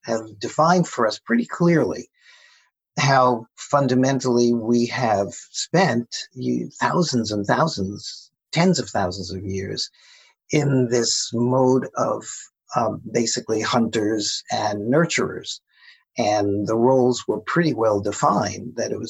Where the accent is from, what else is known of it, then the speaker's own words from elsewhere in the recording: United States; U.S. Americans, which is the case for both you and me